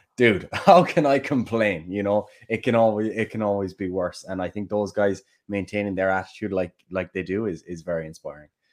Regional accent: Killarney, Munster, Ireland; accent: Kerry; Killarney, my hometown

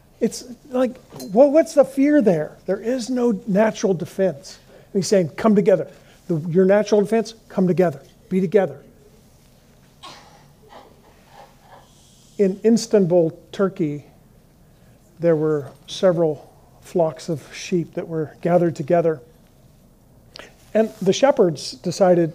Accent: Colorado, United States; I grew up in Colorado, and in Fort Collins

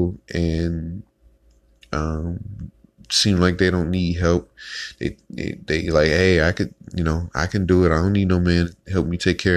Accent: Detroit, Michigan, United States; I grew up in Detroit, Michigan

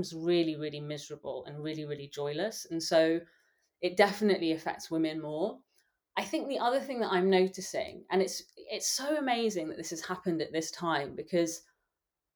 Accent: London, United Kingdom; accent: English; I grew up in London. I was born in London.

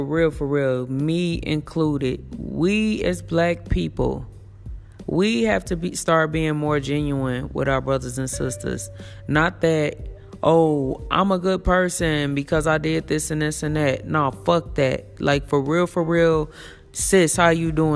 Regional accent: Elkhart, Gary, Indiana, United States; I'm from the projects. I'm from the ghetto. I'm from Elkhart, Indiana. I'm from Gary, Indiana

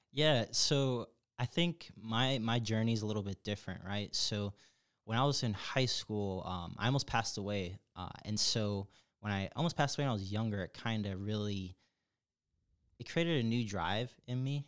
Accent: Chicago, Illinois, United States; moved away as an adult; now in Atlanta, United States; I'm from Chicago. Big, big, big Chicago, diehard Chicago person

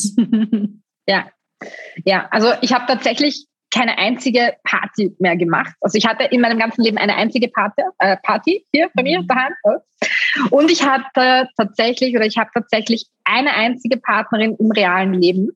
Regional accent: Styria, Austria; bei uns in Österreich

